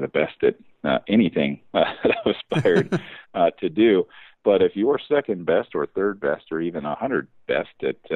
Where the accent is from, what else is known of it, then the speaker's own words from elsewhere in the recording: the South, United States; as a young kid growing up in the South, cars were kind of everything